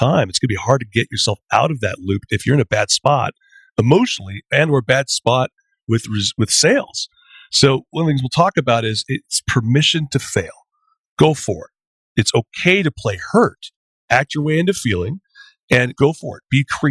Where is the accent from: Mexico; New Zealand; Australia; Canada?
Canada